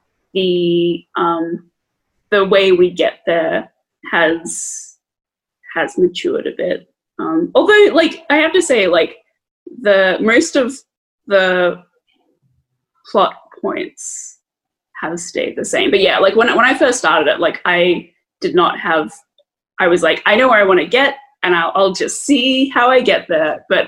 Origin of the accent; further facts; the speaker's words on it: Australia; growing up in Australia